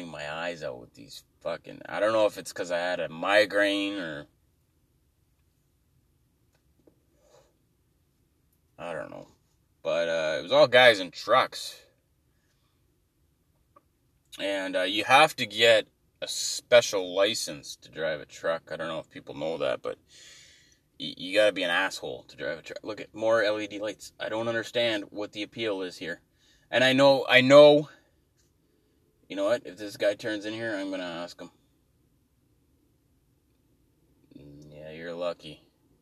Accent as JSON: {"language": "English", "country": "Canada", "said": "I'm Canadian"}